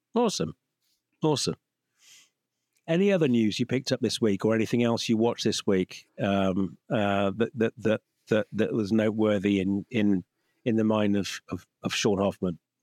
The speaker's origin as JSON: {"language": "English", "country": "United Kingdom", "said": "as a Brit"}